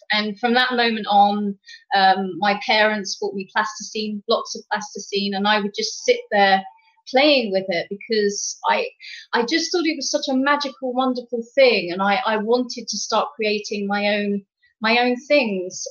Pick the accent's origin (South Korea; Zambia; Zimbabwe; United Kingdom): United Kingdom; England; now in Quebec, Canada; I am from England, but I currently reside in uh, uh Quebec